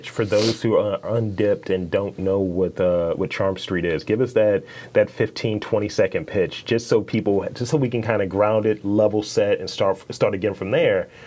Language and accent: English; Baltimore, Maryland, United States; also born or lived in Owings Mills, Maryland; I'm from Baltimore, right? But I lived in Orange Mills for a while.